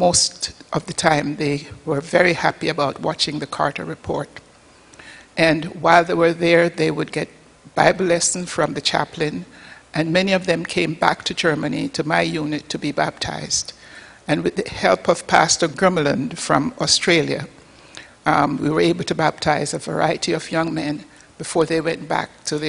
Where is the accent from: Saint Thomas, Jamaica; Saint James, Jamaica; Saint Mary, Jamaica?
Saint Mary, Jamaica; Port Maria; born there; I was born on the northern coast of Jamaica, a little village called Port Maria.